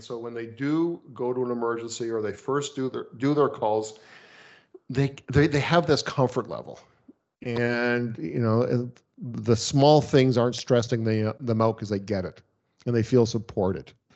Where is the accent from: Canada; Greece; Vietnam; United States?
Canada; as a Canadian, I can work in the States